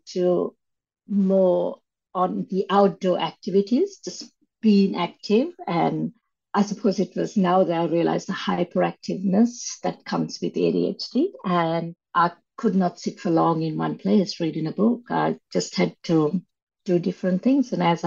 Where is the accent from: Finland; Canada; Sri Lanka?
Sri Lanka; moved away; growing up in Sri Lanka